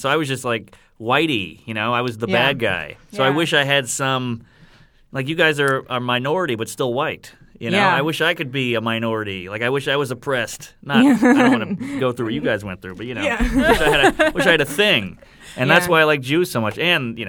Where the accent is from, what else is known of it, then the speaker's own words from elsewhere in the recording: New Orleans, Louisiana, United States; I grew up in a very black neighborhood. I grew up in Tremé in New Orleans, mm-hmm. and I was the only white kid.